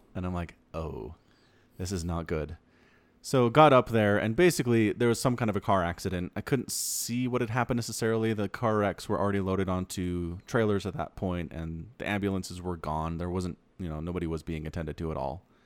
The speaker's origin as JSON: {"language": "English", "region": "Utah", "country": "United States", "tie": "born or raised there", "also_born_or_lived": "Idaho", "said": "I grew up in Utah"}